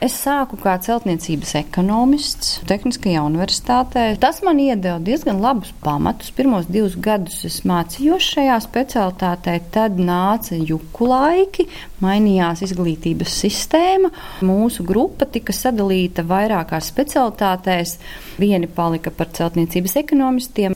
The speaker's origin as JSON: {"language": "Latvian", "town": "Kuldīga", "region": "Kurzeme", "country": "Latvia", "tie": "born or raised there", "moved": "yes", "said": "Es esmu uzaugusi pie Kuldīgas, esmu lauku meitene, ir tāds ciemats Timale."}